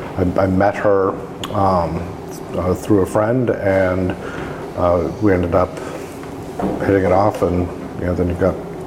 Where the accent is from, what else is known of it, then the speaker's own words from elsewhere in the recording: Maine, United States; moved away as an adult; now in Oregon, United States; I grew up in Maine, so there's no wine industry, obviously, there. I'd moved out to Oregon because I'd gone to the University of Oregon for a year, my junior year of college, and decided I really liked it, and so I came back out here just to live in Oregon.